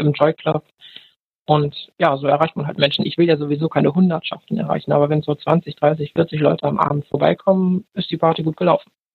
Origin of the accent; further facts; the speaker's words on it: Bremen, Germany; ich komme aus Bremen